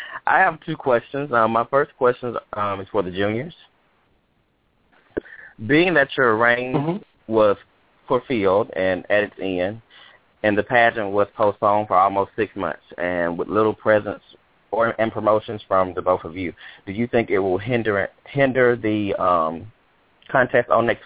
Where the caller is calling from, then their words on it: Biloxi, Mississippi, United States; I'm calling from Biloxi, Mississippi.